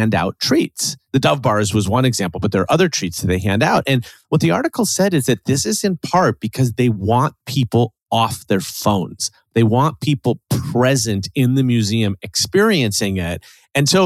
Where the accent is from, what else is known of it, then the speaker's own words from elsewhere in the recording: Chicago, Illinois, United States; being the Chicagoan here on this show